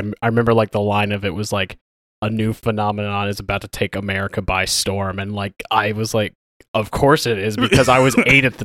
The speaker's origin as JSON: {"language": "English", "town": "Tulsa", "region": "Oklahoma", "country": "United States", "tie": "born or raised there", "said": "I'm from Tulsa, I was born in St. Francis Hospital over here"}